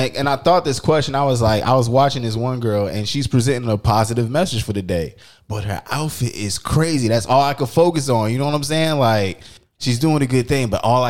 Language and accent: English; Florida, United States; I don't know, bro. I'm from Florida, bro.